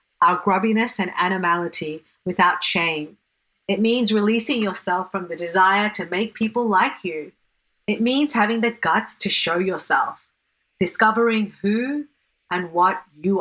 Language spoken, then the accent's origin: English; Sydney, New South Wales, Australia; growing up in Western Sydney